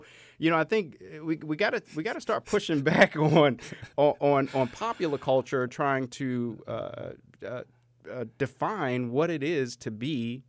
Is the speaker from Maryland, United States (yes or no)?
yes; Baltimore, Maryland, United States; When growing up in the Cherry Hill section of Baltimore, Maryland, inner city, Section 8 housing